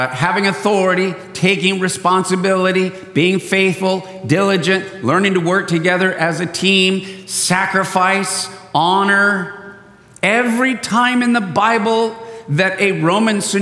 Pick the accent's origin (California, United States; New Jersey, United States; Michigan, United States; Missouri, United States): California, United States; San Diego; I was born and raised in San Diego